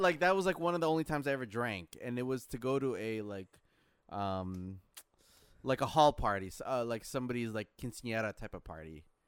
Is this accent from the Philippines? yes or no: yes; Philippines; moved away; my home country, the Philippines